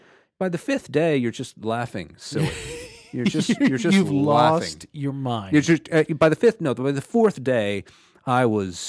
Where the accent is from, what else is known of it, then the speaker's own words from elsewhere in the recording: Houston, Texas, United States; now in Atlanta, United States; I grew up in Houston, but no one had ever experienced it like here in Atlanta